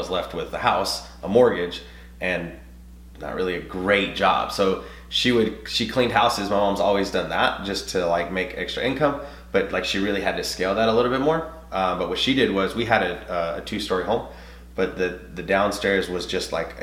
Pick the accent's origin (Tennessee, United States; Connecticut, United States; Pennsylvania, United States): Tennessee, United States; Nashville; I'm bilingual. I'm Hispanic. I grew up in Antioch